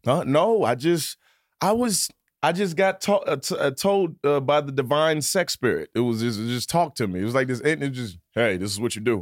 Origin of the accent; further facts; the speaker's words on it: Virginia, United States; moved away; also born or lived in New York City; I'm from Virginia